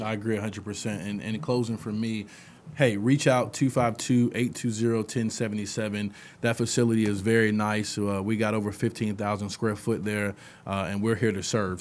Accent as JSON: {"language": "English", "town": "New Bern", "region": "North Carolina", "country": "United States", "tie": "born or raised there", "said": "I'm from New Bern, I've been here all my life"}